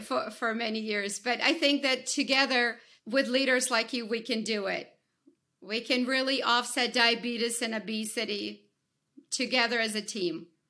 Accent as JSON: {"language": "English", "country": "Ukraine", "moved": "yes", "said": "I, I, I come, I come from Ukraine"}